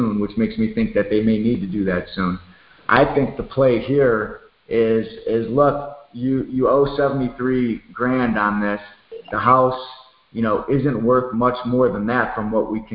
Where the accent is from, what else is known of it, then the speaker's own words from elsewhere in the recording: Chicago, Illinois, United States; moved away; I'm from Chicago, actually, originally